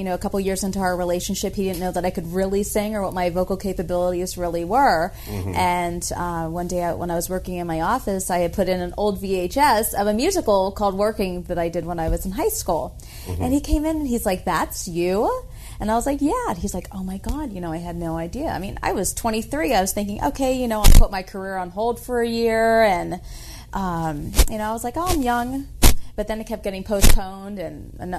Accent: Beaver Falls, Pennsylvania, United States; moved away; I am originally from Beaver Falls, Pennsylvania.

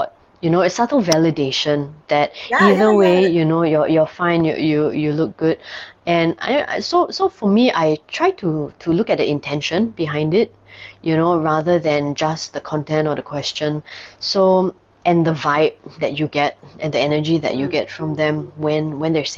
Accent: Singapore; in Singapore, I'm a double minority in terms of race and sexual orientation.

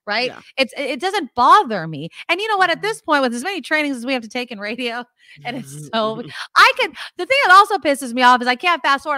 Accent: San Jose, California, United States; here in my hometown of San Jose

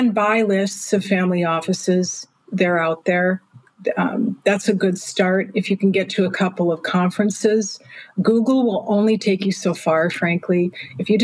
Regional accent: Milwaukee, Wisconsin, United States; moved away as an adult; now in London, United Kingdom; I'm from Milwaukee.

